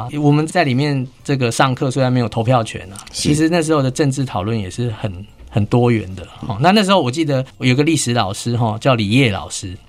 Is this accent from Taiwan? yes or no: yes; Taipei, Taiwan; 我小时候就住在西门町，